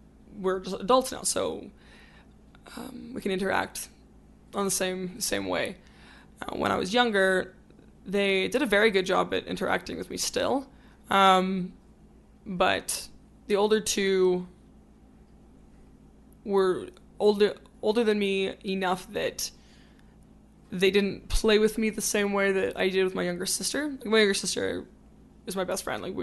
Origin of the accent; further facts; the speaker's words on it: Calgary, Alberta, Canada; Calgary. Born and raised.